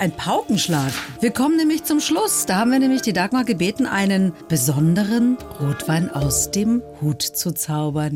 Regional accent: Swabia, Germany; Ich als Schwäbin

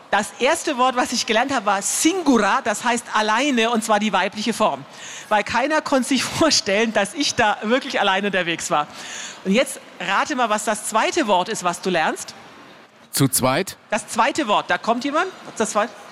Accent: Transylvania, Romania; Wir sagen immer, wir kommen aus Transsilvanien.

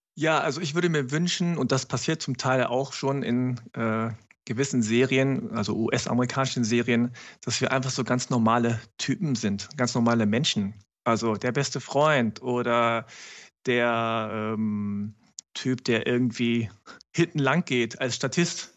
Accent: Germany; mich überhaupt als Deutschen

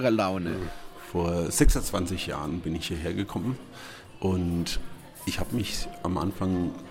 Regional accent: Nuremberg, Bavaria, Germany; moved away as an adult; now in Fürth, Germany; Bin viel zu meinen alten Freunden nach Nürnberg

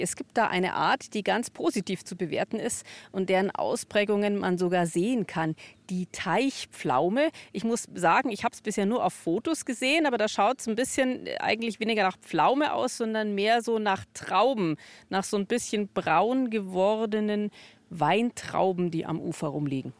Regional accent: Tutzing, Bavaria, Germany; ich bin in Tutzing am Starnberger See aufgewachsen

